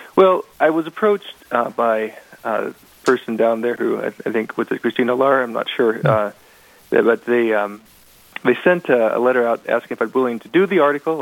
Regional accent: Portland, Oregon, United States; also born or lived in Vancouver, Washington; now in Velva, United States; I'm not a native North Dakotan. I came from Oregon. I was born in Portland, Oregon, raised as a as a Baptist

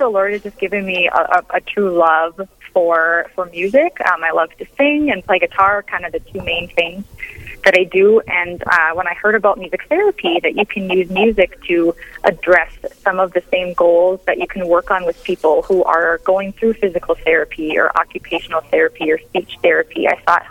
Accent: Warren, Minnesota, United States; moved away as an adult; also born or lived in Grand Forks, North Dakota; now in Hillsboro, United States; I grew up in Warren, Minnesota

